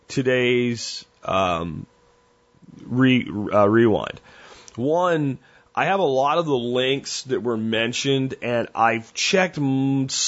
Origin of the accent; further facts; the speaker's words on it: United States; as an American